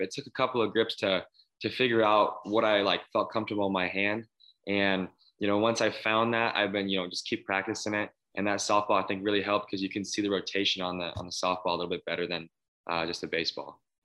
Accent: Phoenix, Arizona, United States; growing up in Phoenix

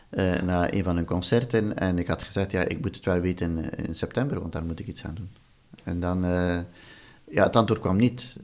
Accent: Flanders, Belgium; moved away as an adult; also born or lived in Wallonia; ik ben uit de Vlaamse familie, een overtuigde Vlaamse familie.

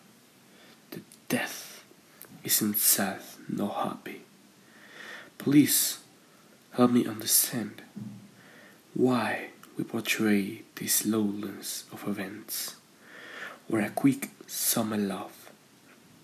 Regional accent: San Luis Potosí, Mexico; I'm from San Luis Potosí, Mexico

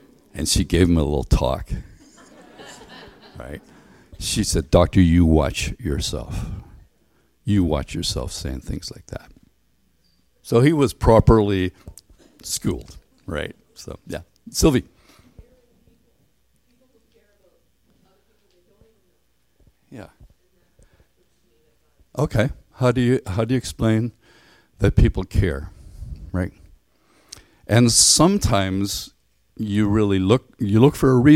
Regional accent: Ireland; moved away as an adult; also born or lived in Canada; I grew up in Ireland where the highest mountain is maybe 3,000 feet.

